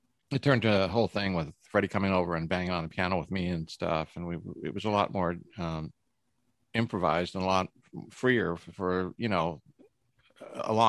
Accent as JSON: {"language": "English", "country": "Canada", "said": "I'm from Canada"}